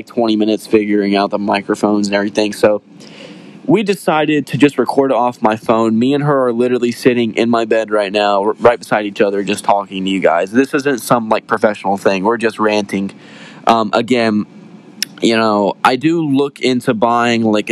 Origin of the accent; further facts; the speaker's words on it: West Virginia, United States; I'm from West Virginia, so we kind of were raised in the mountains.